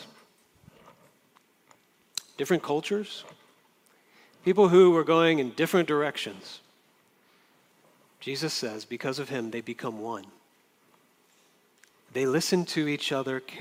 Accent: Jacksonville, Florida, United States; now in Orange, United States; In Florida, where I grew up in Jacksonville, Florida

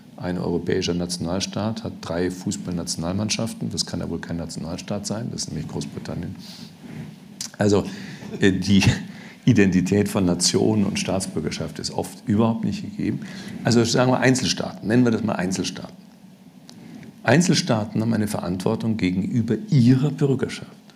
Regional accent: Germany; als Deutscher

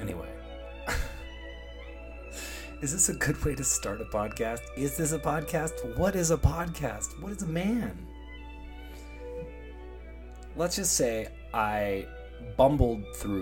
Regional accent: Toronto, Ontario, Canada; also born or lived in Los Angeles; I'm from Toronto originally, that's where I am right now

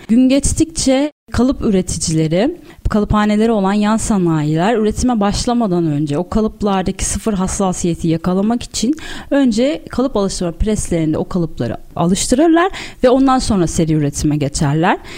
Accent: Istanbul, Turkey; 1986 yılında İstanbul'da doğdum. İlk bu orta öğrenimimi İstakulu Bey ve Eczacıbaşı'nda tamamladıktan sonra İstanbul Üniversitesi

